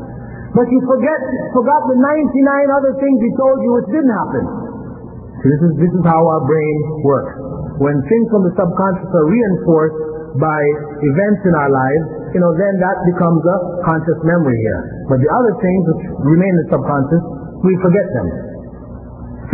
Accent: Toronto, Ontario, Canada; I grew up here in Toronto, I went to Jarvis in town, and I went to Northview Heights in Willowdale

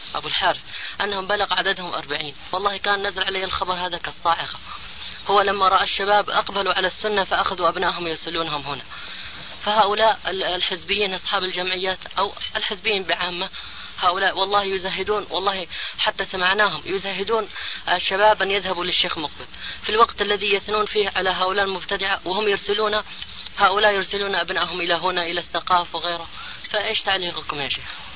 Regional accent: Hadhramaut, Yemen; عندنا في حضرموت

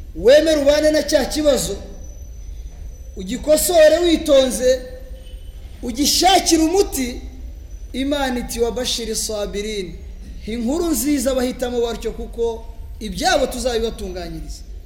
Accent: Rwanda

